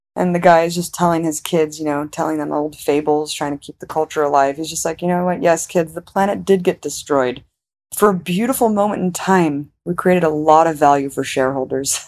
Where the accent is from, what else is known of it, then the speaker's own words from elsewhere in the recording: United States; Because I'm American, I grew up in America